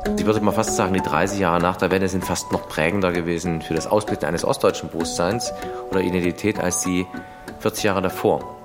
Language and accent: German; Erfurt, Thuringia, Germany; Ich komme aus dem Plattenbau. Das war Mikroelektronik Erfurt, Vorzeigeregion